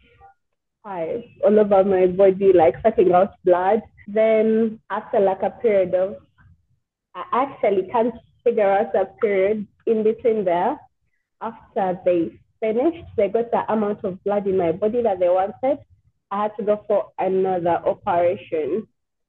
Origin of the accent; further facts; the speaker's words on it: Kampala, Central Region, Uganda; also born or lived in Gobero; I grew up in Kawempe, yeah. Then from Kawempe, we shifted to Gaza Road. That is where we are till now. Yeah, but most of my childhood was in Kawempe